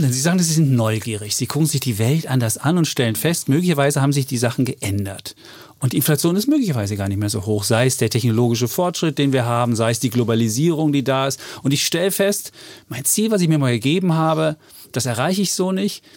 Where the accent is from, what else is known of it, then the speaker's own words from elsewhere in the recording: Germany; wir als Deutsche